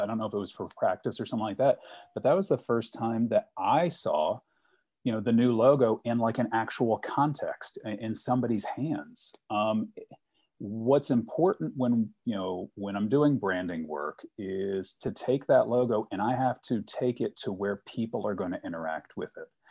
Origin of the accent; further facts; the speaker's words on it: Richmond, Virginia, United States; I grew up in Richmond